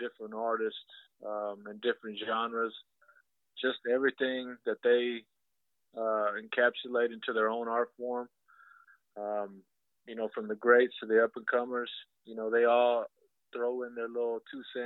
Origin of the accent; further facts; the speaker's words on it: West Texas, United States; now in Dallas, United States; I'm originally from West Texas, so that's where some of my roots come from